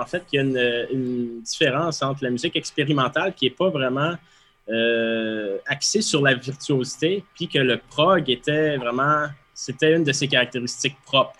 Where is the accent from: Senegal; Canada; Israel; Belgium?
Canada; Quebec; en bon québécois